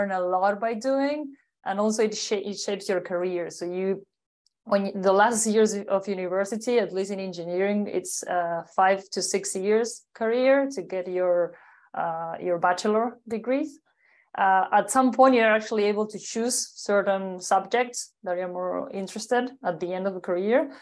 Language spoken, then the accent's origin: English; Uruguay; I'm originally from Uruguay, South America, a small but strong country between Argentina and Brazil.